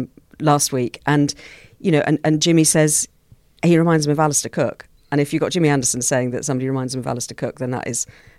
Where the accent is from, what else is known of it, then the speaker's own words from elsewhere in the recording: Australia; the things that you really get excited about as an Australian cricket fan when it comes to tests is tests against England, India and South Africa.